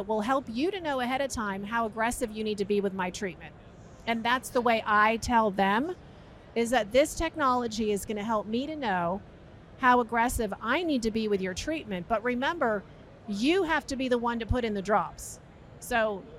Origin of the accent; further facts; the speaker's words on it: New York, United States; now in Florida, United States; I was born in New York